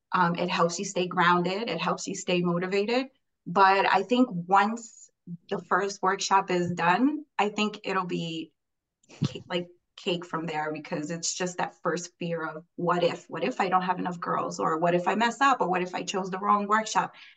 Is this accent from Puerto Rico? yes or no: yes; Puerto Rico; now in New York, United States; I was raised in Puerto Rico